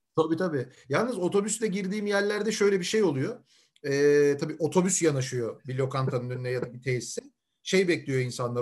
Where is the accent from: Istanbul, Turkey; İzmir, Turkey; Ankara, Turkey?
Istanbul, Turkey; also born or lived in Langa (Davutpaşa), Istanbul; Şimdi ben koca Mustafa Paşalıyım. Surların dibinde büyüdüm.